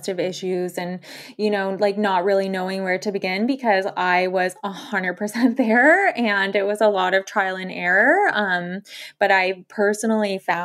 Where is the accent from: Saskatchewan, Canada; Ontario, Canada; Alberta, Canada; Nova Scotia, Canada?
Ontario, Canada; Toronto; moved away as an adult; also born or lived in Lille, France; So I was born and raised in Toronto, lived there my whole life until we moved to France, where I was based in Lille